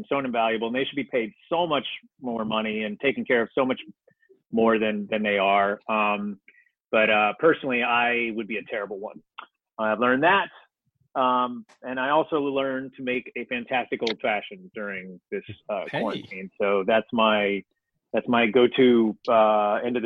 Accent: Ohio, United States; I come from Ohio

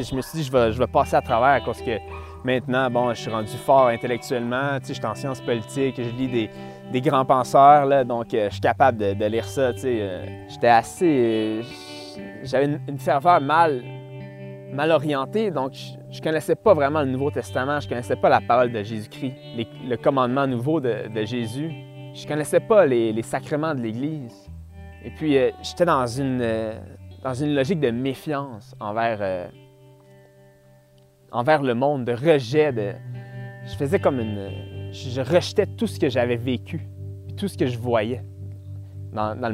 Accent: Lorraine, Quebec, Canada; Je viens de Lorraine, une petite ville euh, située en banlieue de Montréal, sur la rive nord, pas à Laval, un peu, plus au nord.

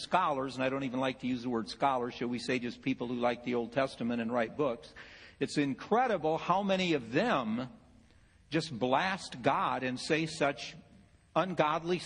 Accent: Ohio, United States; I'm from Ohio

